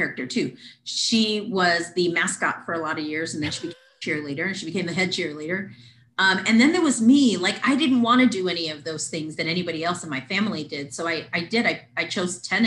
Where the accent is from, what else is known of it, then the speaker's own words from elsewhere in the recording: Weslaco, Texas, United States; now in San Antonio, United States; I grew up in Weslaco, Texas, mm-hmm. Exactly the midpoint of the Rio Grande Valley. Mm-hmm. Born and raised there my whole life.